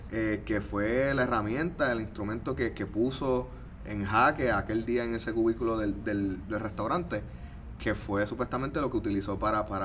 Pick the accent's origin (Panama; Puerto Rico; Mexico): Puerto Rico; Trujillo Alto; Por ejemplo, yo también soy de Trujillo Alto.